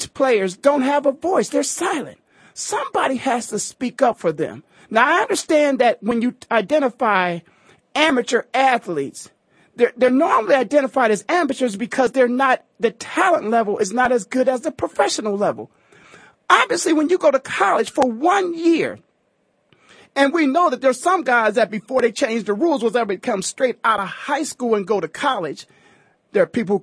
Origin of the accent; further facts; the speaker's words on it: Canton, Ohio, United States; now in Phoenix, United States; born and raised in Canton, Ohio myself